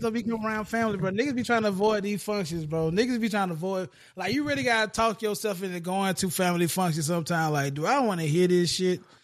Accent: the South, United States; being down south. uh, being a Southerner

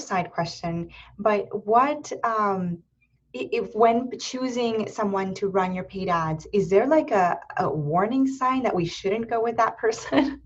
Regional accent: Erie, Pennsylvania, United States; moved away as an adult; now in Columbus, United States; I was raised in Erie, Pennsylvania

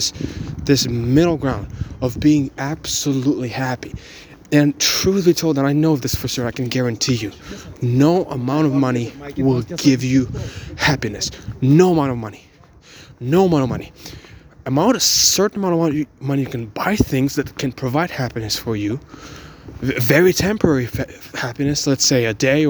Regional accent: Ukraine; English is a second language; now in Bulgaria; I was born in Ukraine and my family moved to Bulgaria

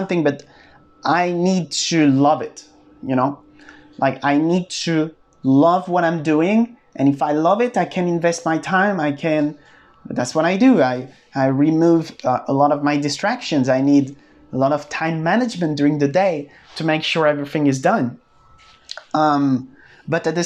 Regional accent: France; I'm from France

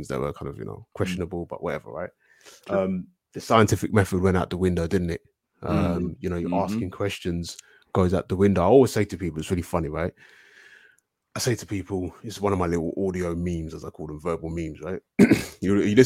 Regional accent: London, United Kingdom; I'm from London, southeast London.

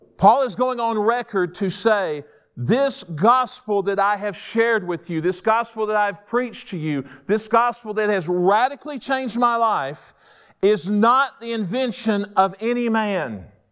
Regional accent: Rome, Georgia, United States; moved away as an adult; also born or lived in Waycross, Georgia; I was born and raised in Rome, Georgia. I grew up there

